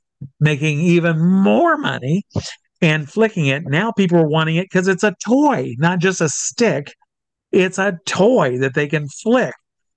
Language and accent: English; Midwest, United States; It is myself and three friends that I grew up with here in the Midwest.